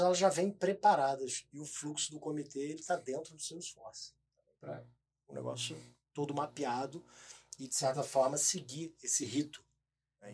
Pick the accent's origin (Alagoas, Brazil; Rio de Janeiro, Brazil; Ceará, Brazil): Rio de Janeiro, Brazil; moved away as an adult; now in São Paulo, Brazil; primeiro eu sou carioca